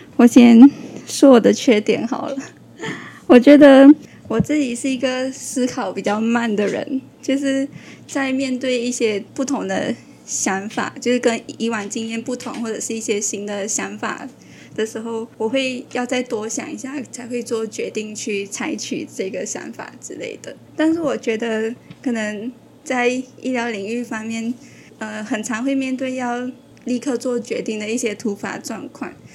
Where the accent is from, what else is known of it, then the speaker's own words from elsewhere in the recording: Malaysia; moved away as an adult; now in Taiwan; 我来自马来西亚